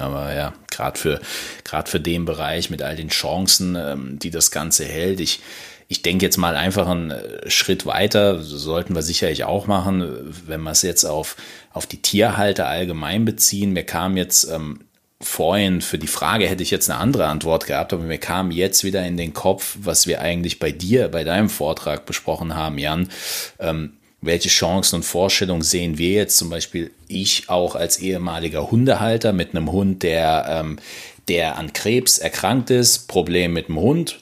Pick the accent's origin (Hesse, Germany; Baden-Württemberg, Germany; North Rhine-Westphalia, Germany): Baden-Württemberg, Germany; Mannheim; Ich komme natürlich nicht aus Stuttgart, ich komme aus Monnem.